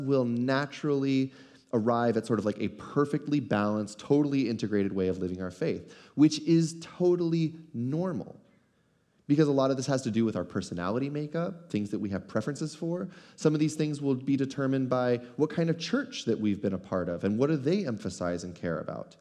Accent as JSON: {"language": "English", "country": "United States", "said": "as American Christians"}